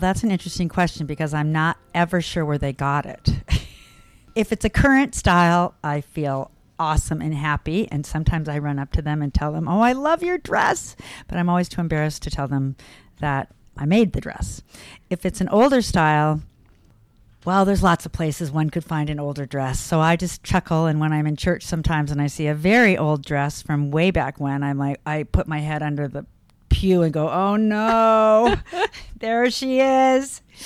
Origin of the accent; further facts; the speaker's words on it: La Jolla, California, United States; moved away as an adult; now in Boston, United States; I grew up in Southern California, in La Jolla, near San Diego, born and raised there.